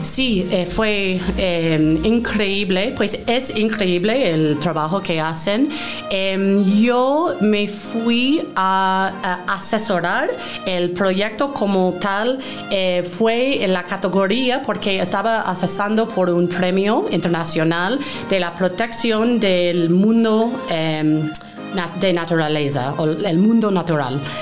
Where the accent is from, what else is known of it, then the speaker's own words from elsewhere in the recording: Maine, United States; Spanish is a second language; moved away as an adult; also born or lived in New York / Peru; soy originalmente de Maine, es el estado más noreste del país eh, en Estados Unidos